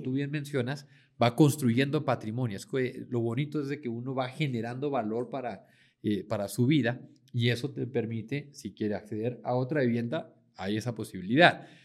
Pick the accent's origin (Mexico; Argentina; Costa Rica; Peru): Mexico; moved away as an adult; now in Medellín, Colombia; mexicano, pero llevo ya 10 años viviendo acá en Medellín